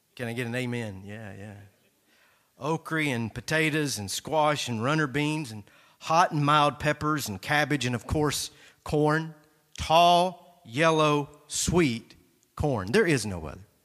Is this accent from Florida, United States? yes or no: no; North Georgia, United States; Growing up in North Georgia, my grandmother laid out a garden every year